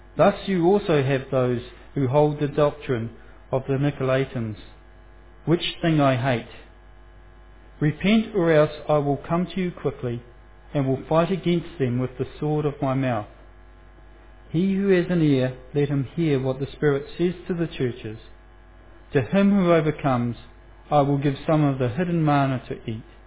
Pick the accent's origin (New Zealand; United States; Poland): New Zealand; Foxton, Manawatū-Whanganui; I'm, I'm a boy from Foxton, and um, my pronunciation of certain Greek words and Roman words and things like that uh, may show where my heritage come from